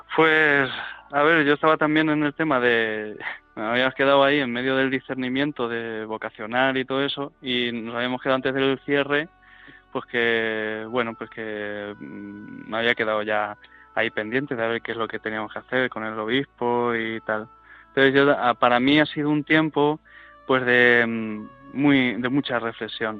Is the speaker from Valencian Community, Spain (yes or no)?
no; Fuente el Fresno, Castilla-La Mancha, Spain; also born or lived in Madrid; aquí en nuestro pueblo, en Frente Fresno